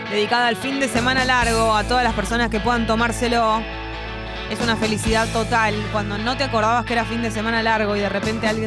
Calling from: Caballito, Buenos Aires, Argentina; de Caballito.

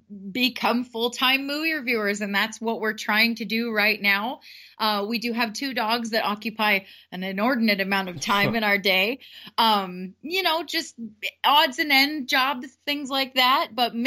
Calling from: San Diego, California, United States; We are hailing from San Diego, California, all the way in sunny United States of America.

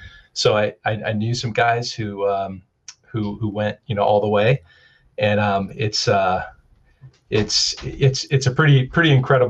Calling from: Seattle, Washington, United States; Yes, I am beaming in from Seattle, Washington today. Capitol Hill neighborhood, to be specific.

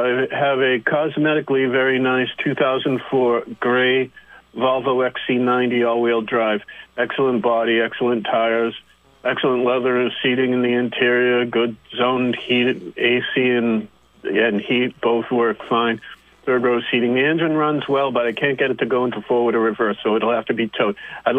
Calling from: Middlebury, Vermont, United States; I'm calling from Middlebury.

